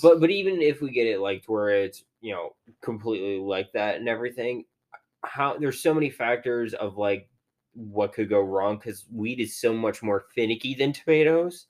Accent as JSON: {"language": "English", "region": "Virginia", "country": "United States", "tie": "born or raised there", "moved": "yes", "lives_now": "Pennsylvania, United States", "said": "where I grew up in Virginia"}